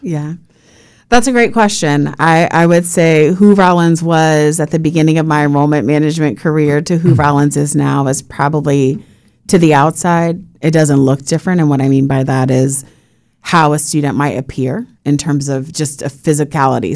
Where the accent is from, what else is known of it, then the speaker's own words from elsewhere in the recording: Puerto Rico; now in Florida, United States; having been born and raised in Puerto Rico